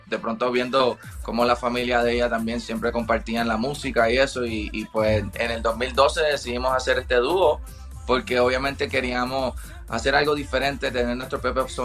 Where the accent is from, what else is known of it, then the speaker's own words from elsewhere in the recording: Puerto Rico; Bueno, nosotros somos de Puerto Rico, nos conocemos desde chamaquitos en la isla